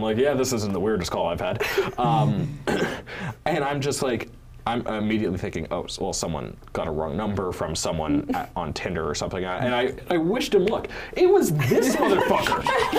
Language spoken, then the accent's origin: English; Barrie, Ontario, Canada; Because I'm from the Barry area